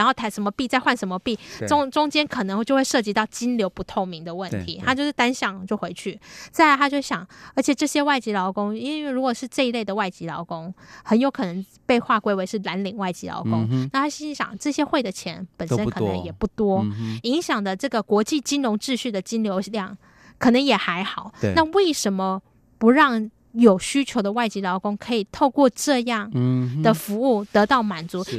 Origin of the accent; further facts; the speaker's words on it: Taiwan; 身份跟我们台湾人比较不一样的